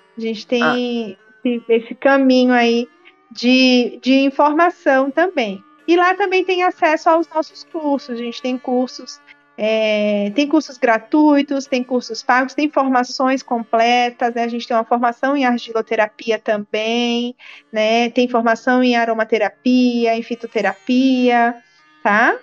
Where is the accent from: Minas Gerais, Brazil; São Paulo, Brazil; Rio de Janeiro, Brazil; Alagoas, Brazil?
Alagoas, Brazil; Maceió; vou falar aqui de Maceió, que é da minha terra